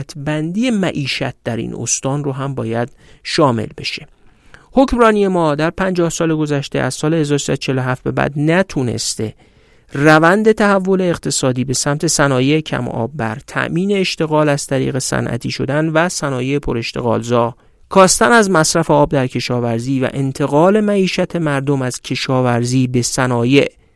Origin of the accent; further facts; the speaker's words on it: Iran; ما نه اصفهانی هستیم نه چهارمحالی نه یزدی نه خوزستانی ما ایرانی هستیم